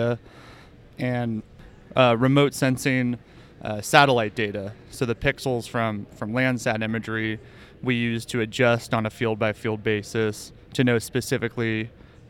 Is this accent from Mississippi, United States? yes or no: no; San Francisco, California, United States; also born or lived in Santa Barbara / San Luis Obispo; I grew up in the Bay Area originally, mostly living in city of San Francisco